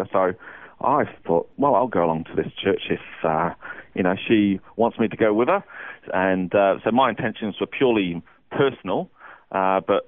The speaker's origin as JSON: {"language": "English", "area": "Derbyshire", "region": "East Midlands", "country": "United Kingdom", "tie": "born or raised there", "moved": "as an adult", "lives_now": "Australia", "said": "I was born in a place called Derbyshire in England"}